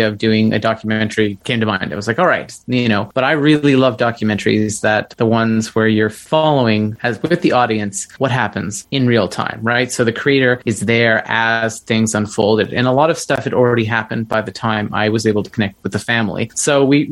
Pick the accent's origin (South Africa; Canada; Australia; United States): Canada; Nova Scotia; I'm originally from Nova Scotia.